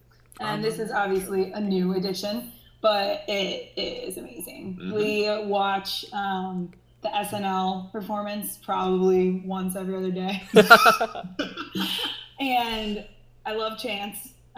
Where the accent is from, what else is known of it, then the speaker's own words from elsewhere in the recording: Chicago, Illinois, United States; moved away; I'm originally from the Chicago area.